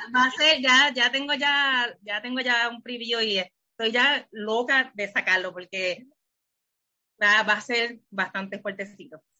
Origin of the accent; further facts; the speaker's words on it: Lajas, Puerto Rico; moved away as an adult; now in San Juan, Puerto Rico; Soy de Lajas, pero vivo en San Juan.